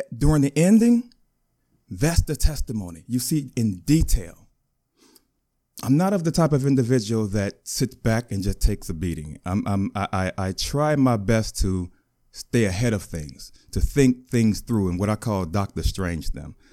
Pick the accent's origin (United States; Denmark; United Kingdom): United States; Chicago, Illinois; I was born in Chicago. I grew up fatherless.